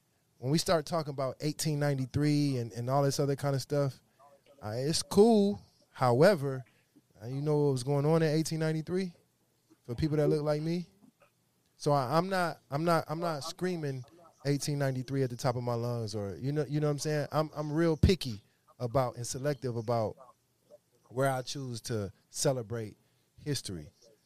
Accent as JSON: {"language": "English", "town": "Toledo", "region": "Ohio", "country": "United States", "said": "I'm from Toledo."}